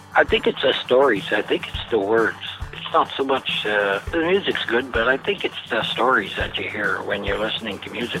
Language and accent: English; Lockport, Manitoba, Canada; I'm from Lockport, Manitoba. I'm a mixed blood or Métis, whatever you prefer. The Métis culture here, like where I grew up